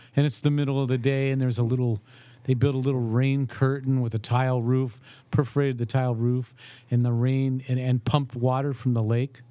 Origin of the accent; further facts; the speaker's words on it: Ohio, United States; I grew up in Ohio